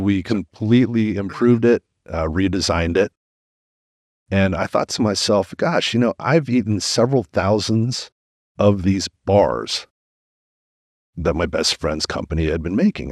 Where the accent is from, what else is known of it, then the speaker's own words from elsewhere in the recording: Washington, District of Columbia, United States; also born or lived in Mexico City, Mexico; I grew up in Washington, D C